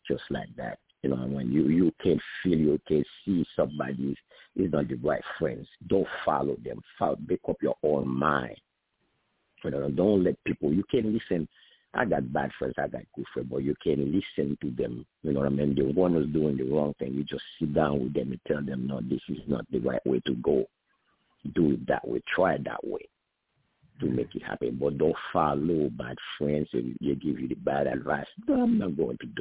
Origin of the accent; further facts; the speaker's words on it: Haiti; moved away; I'm from Haiti